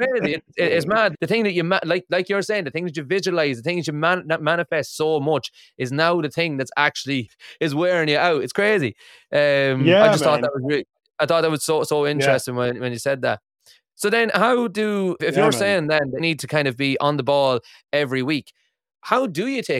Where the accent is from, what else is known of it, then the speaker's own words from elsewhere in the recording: Ireland; moved away as an adult; now in Aberdeen, United Kingdom; I live in Aberdeen in Scotland, and when I moved here, I'm originally from Ireland, but I moved here in 2014